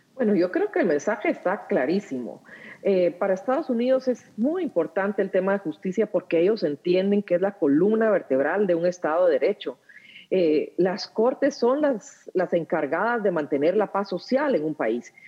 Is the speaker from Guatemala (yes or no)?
yes; Guatemala; somos los guatemaltecos